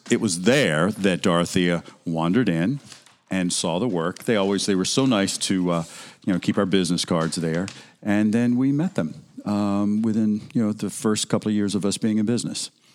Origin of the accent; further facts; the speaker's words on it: Alabama, United States; moved away as an adult; also born or lived in Mississippi; I'm originally from Alabama